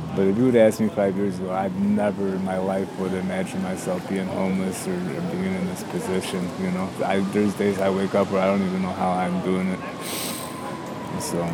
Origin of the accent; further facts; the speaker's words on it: suburbs of Chicago, Illinois, United States; moved away as an adult; now in Chicago, United States; I'm from the suburbs, you know, I'm not really from Chicago